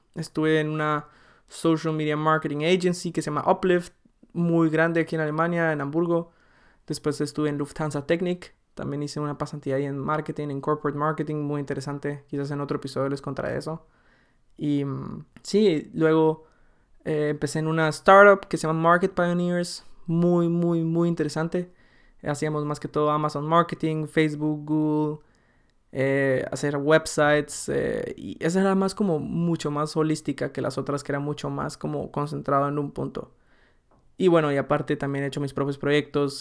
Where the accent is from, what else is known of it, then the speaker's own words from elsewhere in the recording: Guatemala; moved away as an adult; now in Germany; nací en Guatemala, viví ahí 19 años